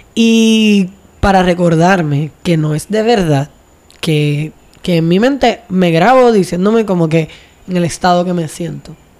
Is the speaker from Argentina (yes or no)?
no; Vieques, Puerto Rico; also born or lived in Luquillo / Río Piedras; criada en Luquillo, luego criada otra vez desde la juventud más o menos, ustedes saben ya, eh, en Vieques